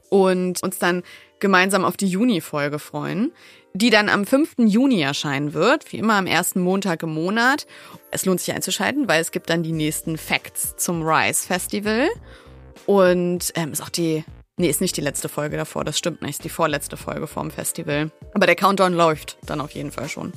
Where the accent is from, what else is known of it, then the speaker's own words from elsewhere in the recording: Wolfsburg, Lower Saxony, Germany; ich bin aus Wolfsburg